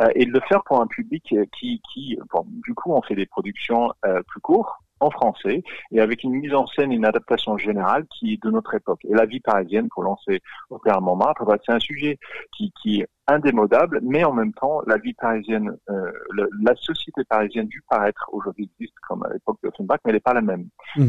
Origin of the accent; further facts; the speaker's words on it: Australia; accent: Australian; French is a second language; now in France; je, suis australien, vous l'entendez de mon accent.